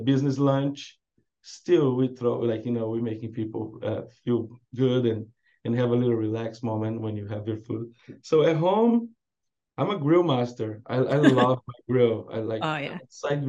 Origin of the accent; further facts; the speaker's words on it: South Brazil, Brazil; moved away as an adult; now in San Diego, United States; I'm from Brazil. I'm from South Brazil